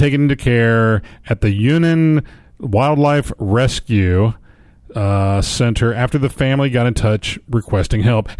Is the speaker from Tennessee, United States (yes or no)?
yes; Tennessee, United States; Look, we're from Tennessee.